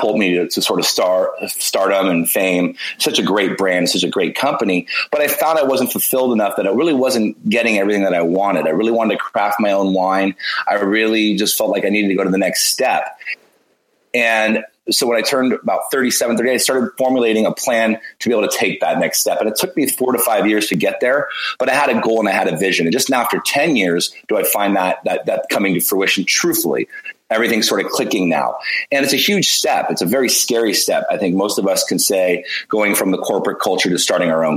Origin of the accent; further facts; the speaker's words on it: Bay Area, California, United States; I grew up born and raised in the Bay Area